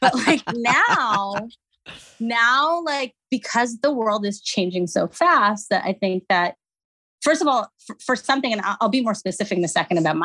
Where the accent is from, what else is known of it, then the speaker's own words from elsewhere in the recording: Abu Dhabi, United Arab Emirates; moved away as an adult; also born or lived in Algeria / Montreal, Canada; So I'm Algerian, was born in Algeria, grew up in Abu Dhabi, went to college in Montreal, Canada